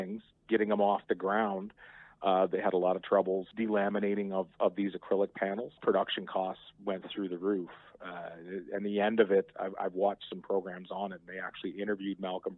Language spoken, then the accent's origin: English; New Brunswick, Canada; moved away; I'm originally from New Brunswick, and I remember as a really small kid, around the time, 1975, 76 or so, the Canada Day parades in my hometown